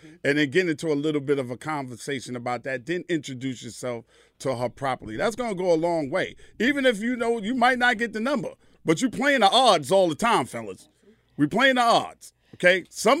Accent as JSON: {"language": "English", "region": "New York", "country": "United States", "said": "I'm from New York."}